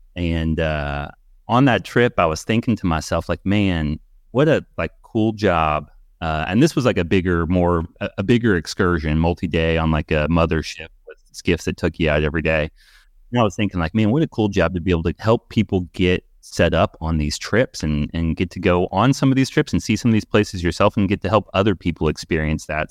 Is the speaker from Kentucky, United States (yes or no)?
yes; Louisville, Kentucky, United States; Louisville, Kentucky, born and raised here